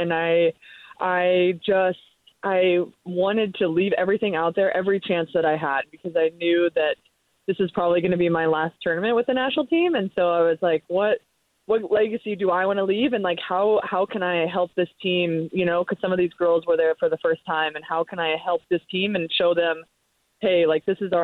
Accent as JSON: {"language": "English", "region": "Nebraska", "country": "United States", "tie": "born or raised there", "said": "I grew up in Nebraska"}